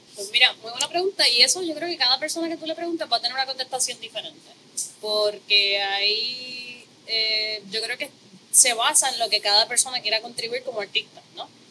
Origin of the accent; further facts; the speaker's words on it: Corozal, Puerto Rico; yo vengo de Corozal, mis papás son ambos maestros